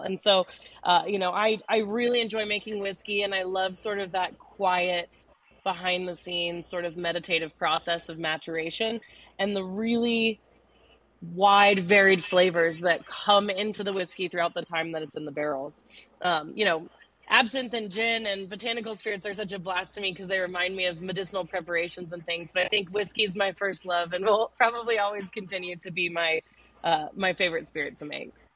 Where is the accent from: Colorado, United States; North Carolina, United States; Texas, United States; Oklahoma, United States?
Colorado, United States; Denver; I grew up in Denver